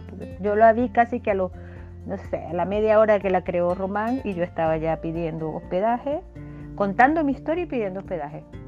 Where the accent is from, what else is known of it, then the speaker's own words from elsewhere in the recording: Venezuela; moved away as an adult; now in Chile; hasta que salí de Venezuela, llegué a Chile y estos últimos seis años en Chile